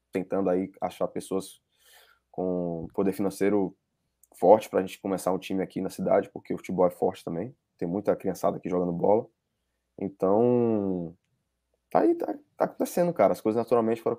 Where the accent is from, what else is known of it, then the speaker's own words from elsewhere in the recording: Salvador, Bahia, Brazil; now in United States; Eu vim de Salvador.